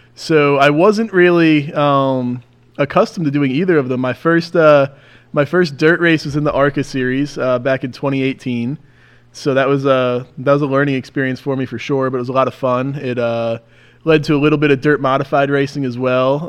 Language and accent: English; Mahwah, New Jersey, United States; Born and raised in Jersey. Yeah, grew up right in Mahwah